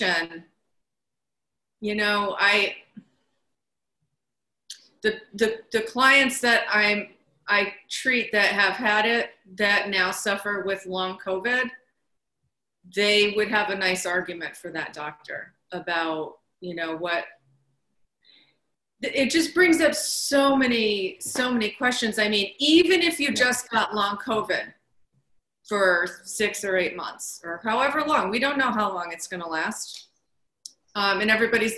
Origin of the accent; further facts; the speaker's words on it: New York, United States; being a New Yorker